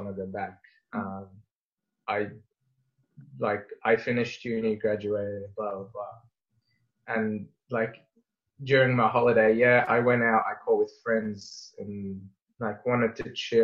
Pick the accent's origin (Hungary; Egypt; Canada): Egypt; now in Australia; I'm very deeply rooted to Egypt and my love for my home country and my family and friends over there.